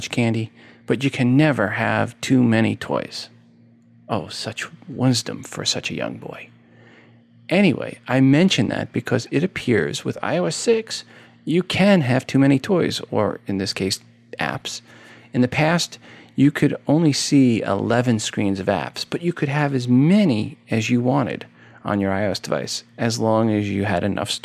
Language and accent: English; New York, United States; moved away; I'm from New York originally